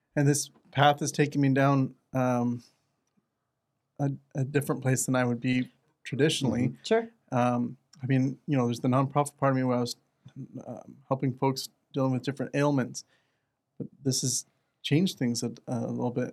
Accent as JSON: {"language": "English", "region": "Arizona", "country": "United States", "said": "I'm from Arizona"}